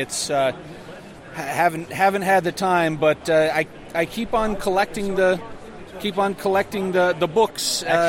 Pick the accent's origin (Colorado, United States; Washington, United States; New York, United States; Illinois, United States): Colorado, United States; Denver; Denver, Colorado.